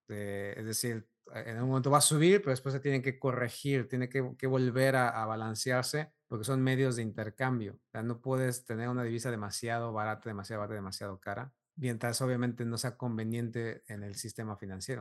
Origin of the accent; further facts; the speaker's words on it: Mexico; como mexicano creces y, y tienes mucha influencia europea